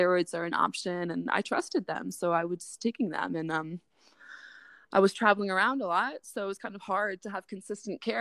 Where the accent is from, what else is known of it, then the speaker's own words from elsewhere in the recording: Chico, California, United States; my hometown, Chico